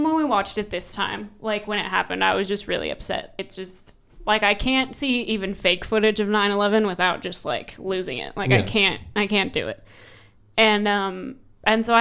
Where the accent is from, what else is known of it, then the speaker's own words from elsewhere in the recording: United States; As the American on this panel